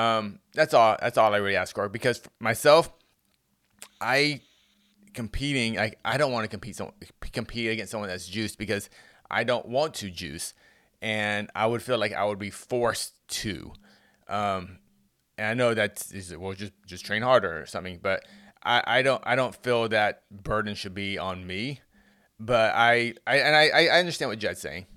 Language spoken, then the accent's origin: English; United States; we, as American fans